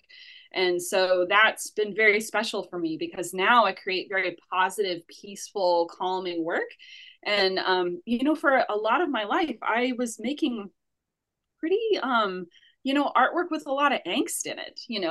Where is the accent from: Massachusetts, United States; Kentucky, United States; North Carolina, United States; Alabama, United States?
North Carolina, United States; Asheville; also born or lived in New York City / United Kingdom; I'm from Asheville, North Carolina, as you said. I grew up here